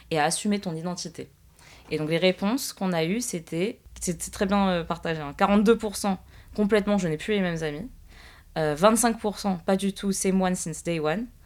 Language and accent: French; Guadeloupe, France; mais de toute façon, ça te concerne pas, t'es française. Je suis guadeloupéenne, lol.